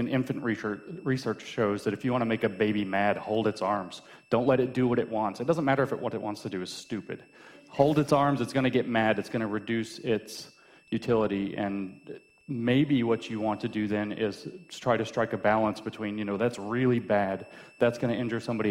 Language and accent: English; United States; I'm an American and I could just say I'm an American